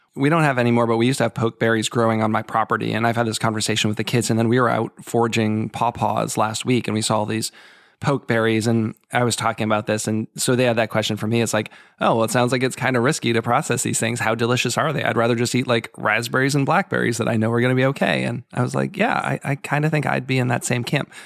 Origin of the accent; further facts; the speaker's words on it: Boston, Massachusetts, United States; now in Maryland, United States; I'm from the Boston area originally, and now I live in Maryland